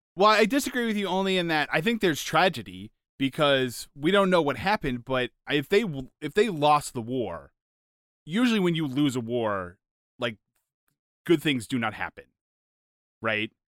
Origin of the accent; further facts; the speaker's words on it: United States; as an American